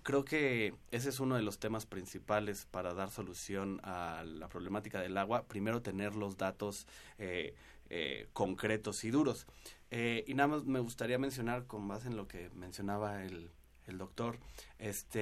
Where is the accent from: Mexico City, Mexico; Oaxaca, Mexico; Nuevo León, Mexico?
Mexico City, Mexico; todos los que somos chilangos y vivimos por acá